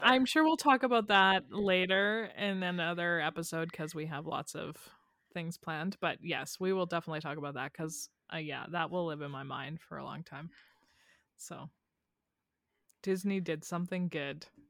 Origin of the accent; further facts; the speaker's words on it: Canada; two Canadian girls